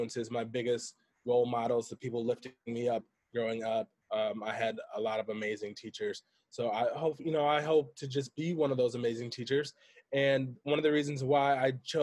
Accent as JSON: {"language": "English", "town": "Grand Rapids", "region": "Michigan", "country": "United States", "also_born_or_lived": "Greenville, Michigan / Kalamazoo, Michigan", "said": "I'm from Grand Rapids, Michigan. I went to high school in Greenville, Michigan, which is a very rural area."}